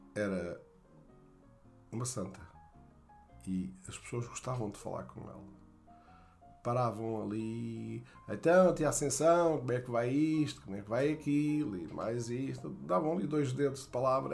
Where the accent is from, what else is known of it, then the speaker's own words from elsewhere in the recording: Barroca Grande, Centro, Portugal; also born or lived in Atalaia / Fundão; o que eu lembro mais da minha infância na Barroca Grande era era o futebol